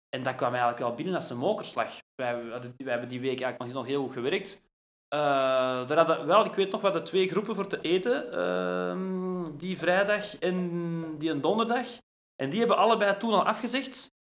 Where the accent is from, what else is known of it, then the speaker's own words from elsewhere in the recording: Brasschaat, Flanders, Belgium; also born or lived in Ekeren; ik ben geboren in Ekeren, in uh, Sint-Lucas ziekenhuis, dat is nu ondertussen weg. Maar ja, eigenlijk altijd in Brasschaat gewoond